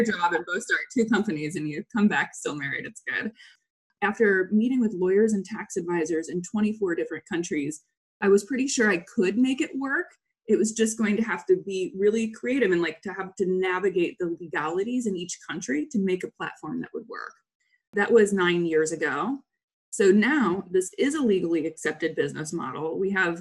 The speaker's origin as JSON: {"language": "English", "town": "St. Louis", "region": "Missouri", "country": "United States", "tie": "born or raised there", "moved": "as an adult", "said": "I grew up in suburban St. Louis in a very, like one of those counties where everything is the same. Loved living there and grew up there until I was 18."}